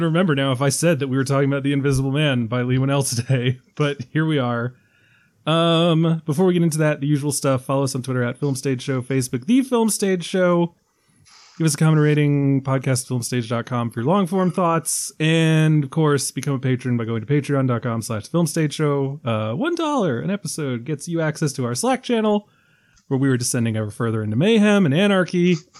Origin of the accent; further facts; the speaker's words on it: Ireland; As an Irishman